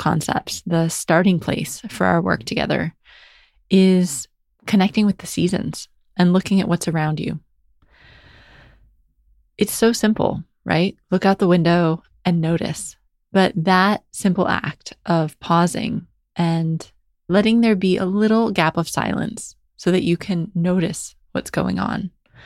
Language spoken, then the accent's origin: English; New Hampshire, United States; moved away as an adult; now in England, United Kingdom; So I grew up in New Hampshire, which is near Boston in the northeast of the United States.